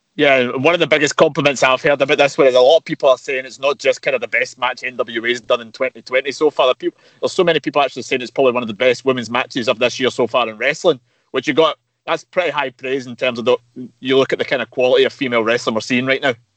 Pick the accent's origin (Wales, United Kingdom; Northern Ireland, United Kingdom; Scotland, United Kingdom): Scotland, United Kingdom; Glasgow; I'm from Glasgow myself